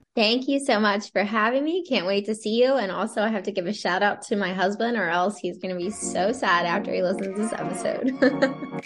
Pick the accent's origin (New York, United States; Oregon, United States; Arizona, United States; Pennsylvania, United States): Pennsylvania, United States; Lancaster County; moved away as an adult; now in Towson, United States; I grew up in Lancaster County, Pennsylvania, in a small town, moved to Maryland right after graduating from college